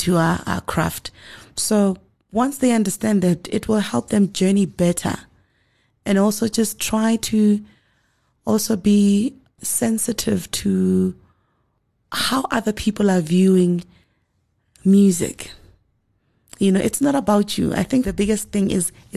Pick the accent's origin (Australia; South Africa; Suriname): South Africa; we went into studio as South African musicians